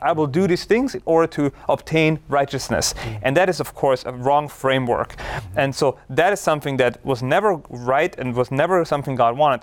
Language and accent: English; Austria; moved away; I grew up in Austria, one of the most beautiful countries in the world